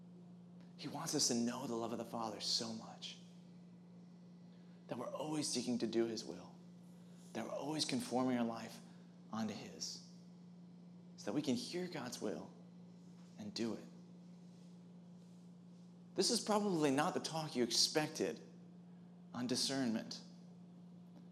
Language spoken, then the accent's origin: English; Wisconsin, United States; I'm from Wisconsin also